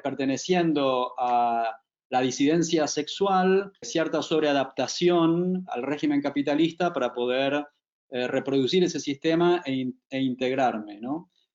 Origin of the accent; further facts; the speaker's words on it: Buenos Aires, Argentina; como porteño súper psicoanalizado, como clásico exponente de nuestra ciudad